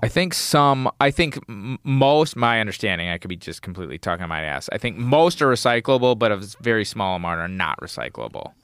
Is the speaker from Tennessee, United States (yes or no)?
no; Wisconsin, United States; moved away; I'm from Wisconsin, like, grew up in snow